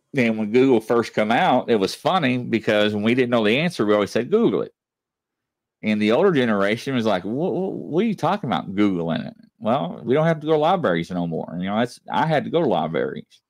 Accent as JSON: {"language": "English", "town": "Louisville", "region": "Kentucky", "country": "United States", "also_born_or_lived": "Southern Indiana", "said": "I'm from Louisville, Kentucky. You know, I lived in Indiana, Southern Indiana"}